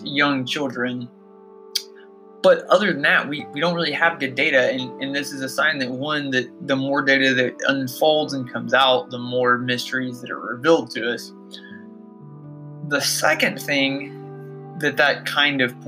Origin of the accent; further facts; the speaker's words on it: Georgia, United States; my home state of Georgia